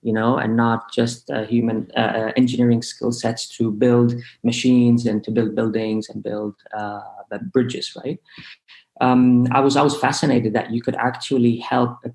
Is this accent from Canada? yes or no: no; Lebanon; moved away; Growing up in Lebanon, you know, growing up in an Arab country